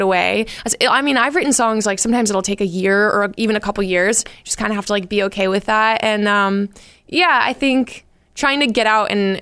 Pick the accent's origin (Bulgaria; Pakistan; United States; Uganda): United States; Lexington, Massachusetts; The town I grew up in, I grew up in Lexington in Massachusetts.